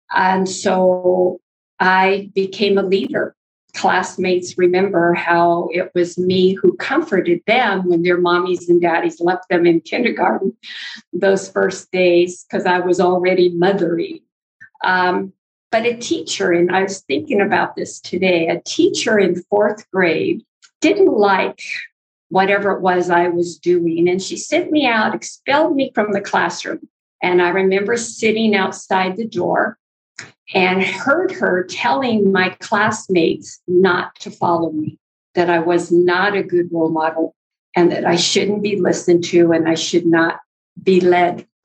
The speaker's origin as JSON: {"language": "English", "area": "north of Ukiah", "region": "California", "country": "United States", "tie": "born or raised there", "moved": "as an adult", "said": "we're up north of Ukiah, and that's where I was raised and went to school"}